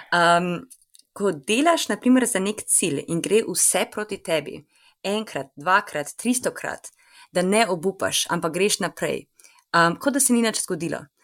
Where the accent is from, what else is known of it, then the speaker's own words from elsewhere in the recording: Ljubljana, Slovenia; moved away as an adult; now in New York, United States; kjer sem odraščala v Ljubljani